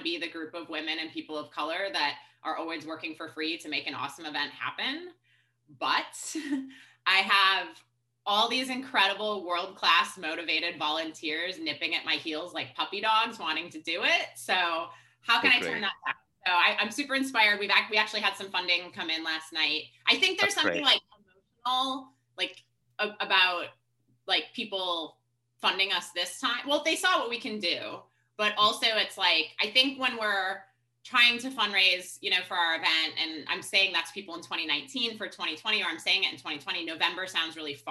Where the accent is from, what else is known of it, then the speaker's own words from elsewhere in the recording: Wisconsin, United States; moved away; I'm from Wisconsin originally